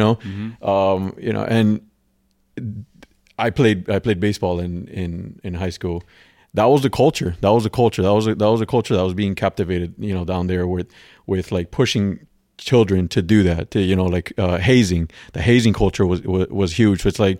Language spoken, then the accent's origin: English; Miami, Florida, United States; But my circle of influence was not good growing up in Miami